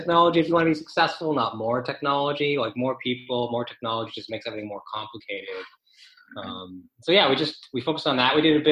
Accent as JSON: {"language": "English", "town": "Toronto", "region": "Ontario", "country": "Canada", "also_born_or_lived": "London, United Kingdom / Australia", "said": "I am from Toronto"}